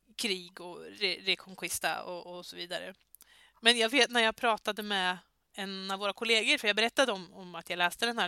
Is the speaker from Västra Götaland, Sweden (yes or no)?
no; Södermanland, Sweden; moved away; Jag är ju inte ursprungli ursprungligen här nerifrån utan jag är ju eh, uppifrån Sörmland